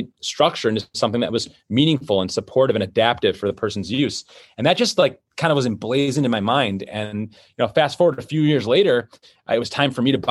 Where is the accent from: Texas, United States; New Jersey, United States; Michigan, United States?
Michigan, United States; Detroit; I was born in Detroit, Michigan.